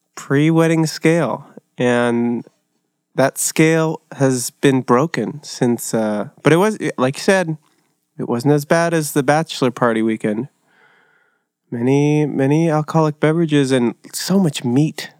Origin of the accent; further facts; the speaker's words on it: Costa Mesa, California, United States; also born or lived in Orange, California; I was born in, uh, Orange at, uh, Saint Joe's, but raised in Costa Mesa